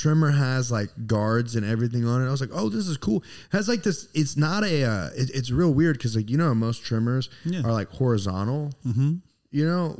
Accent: Houston, Texas, United States; …. I'm from Houston. You're from Houston.

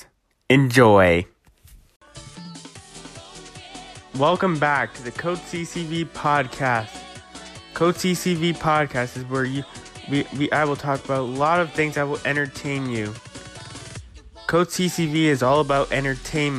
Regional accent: Toronto, Ontario, Canada; I'm actually from Toronto

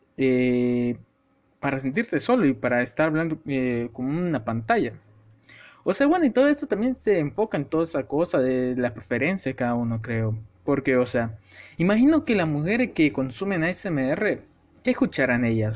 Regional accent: El Salvador; yo soy salvadoreño. Y para lo que sepan de, o sean de mi país, de El Salvador

